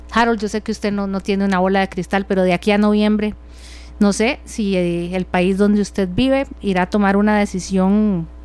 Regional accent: Costa Rica; como costarricense y usted es parte de, un país, de una cultura donde hemos crecido

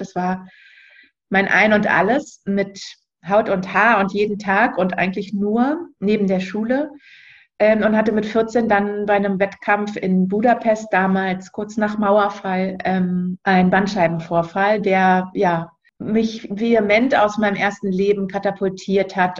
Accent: Berlin, Germany; moved away as an adult; Ich bin ursprünglich Berlinerin und wohne auch jetzt wieder in Berlin, war zwischenzeitlich mal lange unterwegs und viel auf Reisen

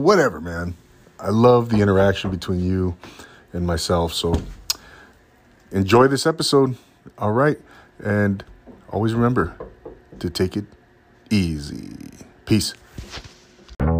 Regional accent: Rancho Cucamonga, California, United States; moved away as an adult; I grew up in Rancho Cucamonga

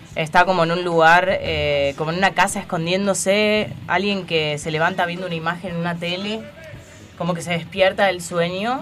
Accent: Pinamar, Buenos Aires Province, Argentina; yo soy de Pinamar

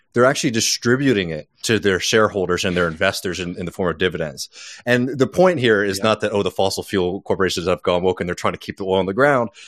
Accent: the South, United States; I grew up poor in the South. I live in a working class neighborhood in my hometown now

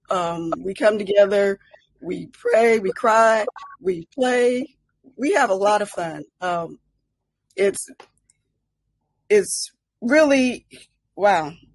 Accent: Colorado Springs, Colorado, United States; I'm from Colorado Springs, Colorado

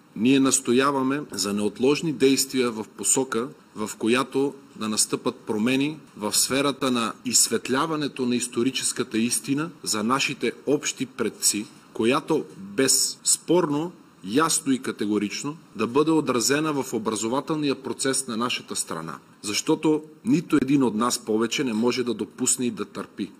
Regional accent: North Macedonia; в нашата държава, Република Северна Македония

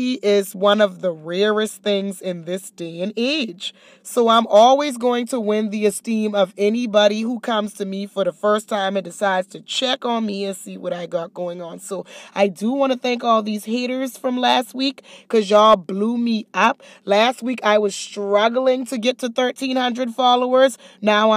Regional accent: Charleston, South Carolina, United States; moved away as an adult; I'm from a small town, Charleston, South Carolina

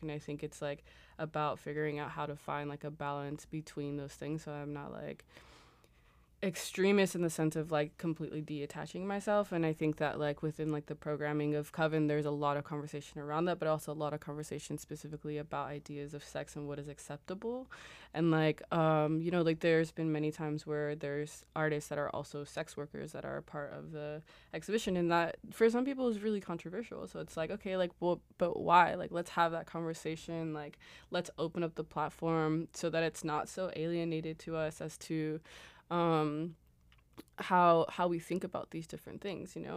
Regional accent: Los Angeles, California, United States; moved away as an adult; also born or lived in Berlin; I was born in Los Angeles. Uh, I also went to school out there

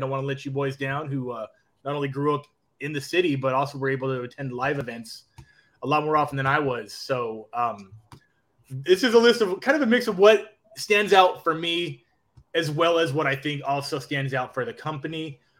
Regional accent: West Coast, United States; I, growing up on the West Coast

